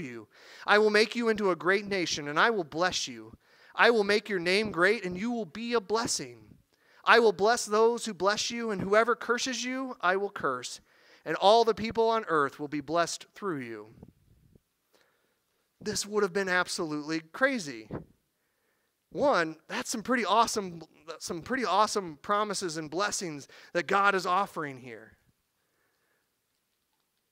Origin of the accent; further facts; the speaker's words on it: Missouri, United States; I'm from Missouri. I use the word reckon